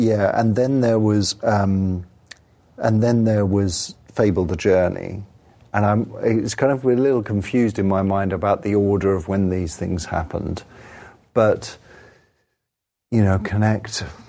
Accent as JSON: {"language": "English", "region": "England", "country": "United Kingdom", "said": "I'm English"}